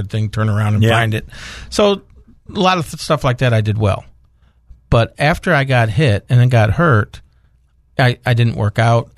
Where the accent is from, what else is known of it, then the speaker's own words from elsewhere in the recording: Ithaca, New York, United States; moved away as an adult; now in Arkansas, United States; we grew up in Ithaca, New York